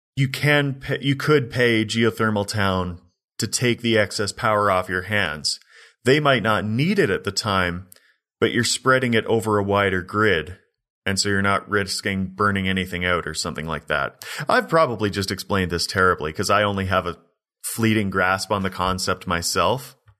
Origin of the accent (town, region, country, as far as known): Canada